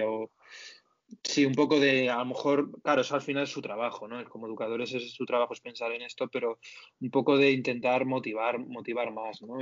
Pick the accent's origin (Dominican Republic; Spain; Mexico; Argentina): Spain; como españoles